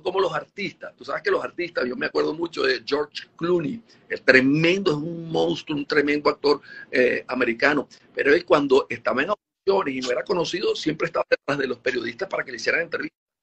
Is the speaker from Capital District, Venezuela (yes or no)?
yes; Caracas, Capital District, Venezuela; also born or lived in Puerto La Cruz, Venezuela; Yo nací en Puerto La Cruz, bueno, y eso me, encanta Puerto La Cruz, pero no viví mucho tiempo allá, nos mudamos hacia Caracas apenas al año, ya estábamos en Caracas por el trabajo de mi papá